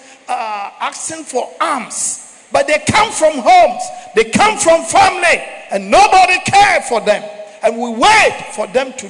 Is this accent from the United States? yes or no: no; Ghana; I'm from Ghana